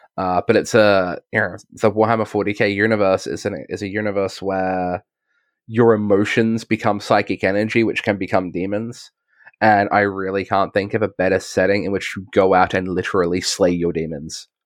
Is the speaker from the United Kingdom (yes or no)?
no; Australia; I'm, I'm an Australian